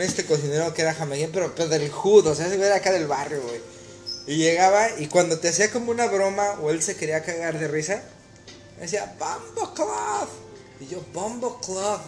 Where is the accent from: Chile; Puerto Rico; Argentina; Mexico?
Mexico; moved away; ser mexicano